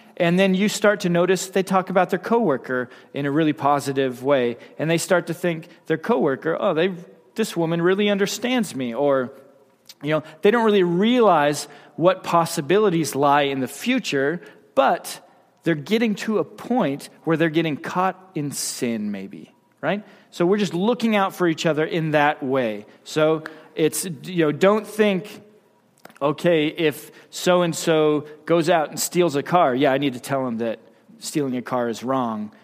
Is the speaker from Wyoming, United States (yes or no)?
yes; Wyoming, United States; I'm from Wyoming